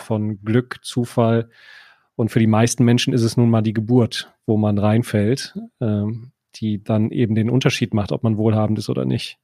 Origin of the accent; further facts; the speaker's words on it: Düsseldorf, North Rhine-Westphalia, Germany; ich darf das ja als gebürtiger Düsseldorfer